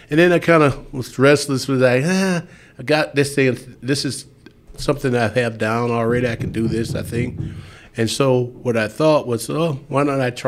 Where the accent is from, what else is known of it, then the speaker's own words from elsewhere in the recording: Perry, Georgia, United States; moved away as an adult; now in Mountain Home, Idaho, United States; the town I grew up in, was Perry, Georgia.